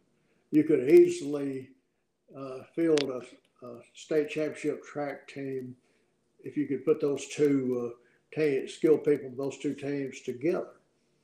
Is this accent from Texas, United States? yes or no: yes; Jacksonville, Texas, United States; And I grew up in Jacksonville, Texas